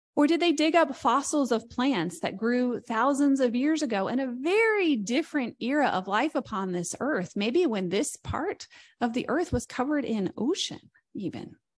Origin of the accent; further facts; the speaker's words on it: near Columbus, Indiana, United States; As someone who's not from Columbus, Indiana, I'm from close by, but I'm not from Columbus